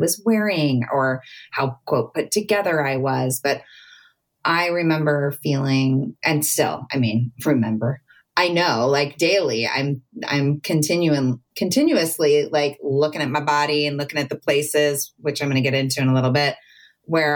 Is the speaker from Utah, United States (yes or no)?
no; Southern California, United States; I grew up in Southern California, at the beach